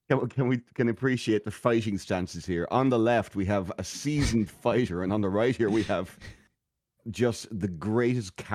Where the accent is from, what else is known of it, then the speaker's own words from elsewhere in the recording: Waterford, Munster, Ireland; where I grew up in Waterford, we actually did have a guy like this.